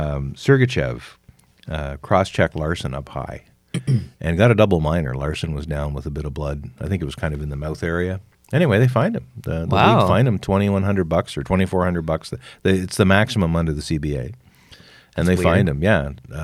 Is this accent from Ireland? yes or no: no; Canada; We're from Canada.